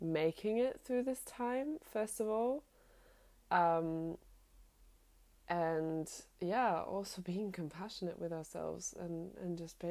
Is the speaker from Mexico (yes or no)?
no; Germany; moved away as an adult; also born or lived in London; now in Sydney, Australia; Growing up in Europe